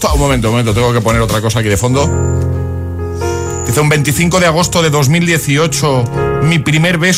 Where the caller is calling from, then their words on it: Valencia, Valencian Community, Spain; Buenos días, eh … de Valencia